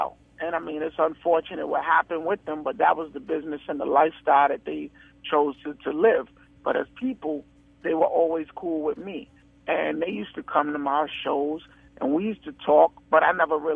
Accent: New York City, New York, United States; I grew up in Harlem

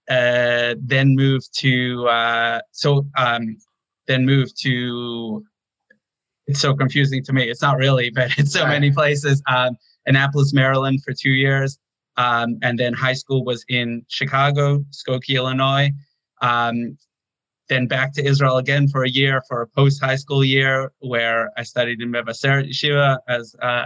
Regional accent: South Africa; also born or lived in Toronto, Canada; Okay. Um, I was born in Toronto. Uh, l- my parents met there and uh, quickly moved out, though, uh, less than a year old. We moved to South Africa

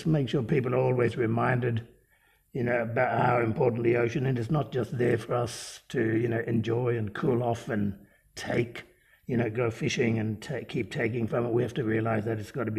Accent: Dampier Peninsula, Kimberley, Western Australia, Australia; I'm from the Dampier Peninsula in the Kimberley, north of Broome. I'm a bard man and we're saltwater people

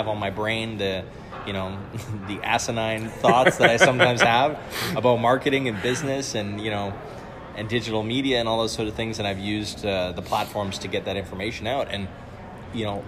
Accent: Canada; moved away as an adult; also born or lived in Denmark; now in Copenhagen, Denmark; I'm originally Canadian, but I immigrated to Denmark about 10 years ago-ish

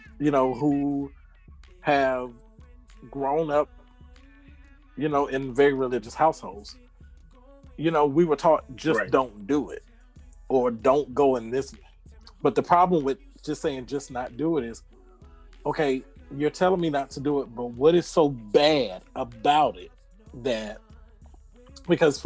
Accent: Atlanta, Georgia, United States; I'm from Atlanta.

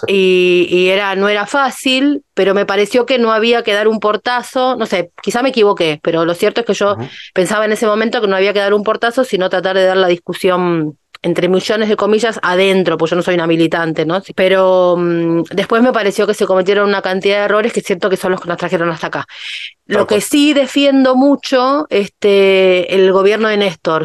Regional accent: Ciudad Evita, Buenos Aires Province, Argentina; me crié en Ciudad Evita

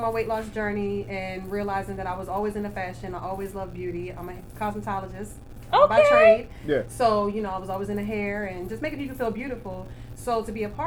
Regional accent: Baltimore, Maryland, United States; now in North Carolina, United States; I'm from Baltimore, Maryland, originally. I've been actually in North Carolina probably since 2011.

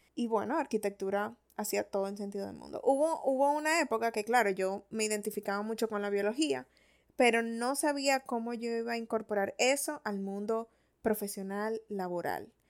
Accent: Santo Domingo, Distrito Nacional, Dominican Republic; yo no nací en Punta Cana, yo nací en Santo Domingo. Y eso me da como un contexto más de ciudad

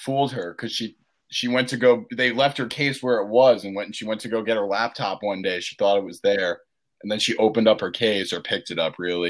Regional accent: Scotland, United Kingdom; I love living in Scotland, and I am Scottish.

